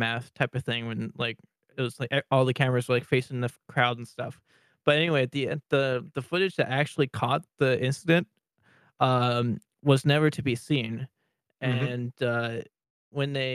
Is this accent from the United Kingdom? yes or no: no; near Willow Bunch, Saskatchewan, Canada; born or raised there